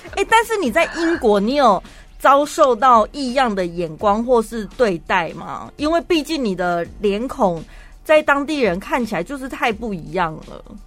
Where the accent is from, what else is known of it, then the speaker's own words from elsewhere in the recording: Taiwan; 跟现在我们台湾人非常紧张兮兮